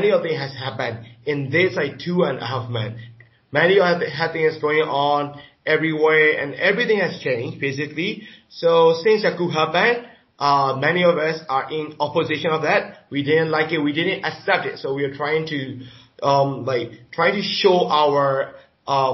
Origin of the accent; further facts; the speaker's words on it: Myanmar; I'm from Myanmar